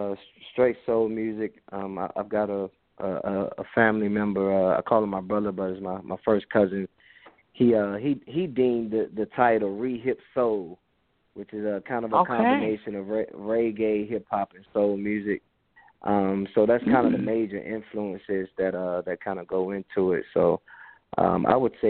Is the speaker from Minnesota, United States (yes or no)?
no; Hampton Roads, Virginia, United States; Born and raised in the Hampton Roads area of Virginia